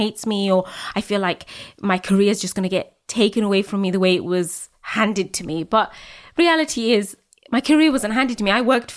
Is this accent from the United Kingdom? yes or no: yes; United Kingdom; I'm British, Muslim, Bangladeshi